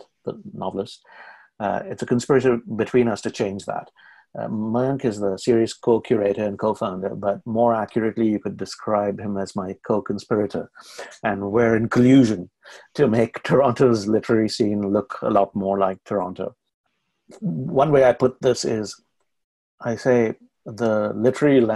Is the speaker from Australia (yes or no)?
no; India; moved away as an adult; now in Canada; As an Indian writer, who comes from India